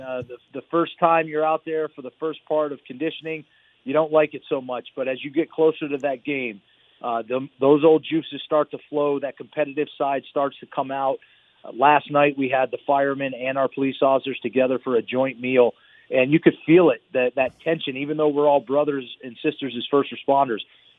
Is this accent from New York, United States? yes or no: yes; New York, United States; born there; now in Las Vegas, United States; My father was a police officer in New York. I was born in New York, and he came out here to Vegas and became a police officer here.